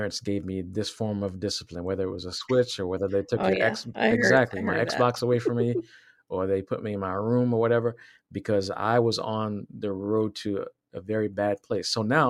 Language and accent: English; Virginia, United States; I was raised in Virginia. And so in Southwest Virginia.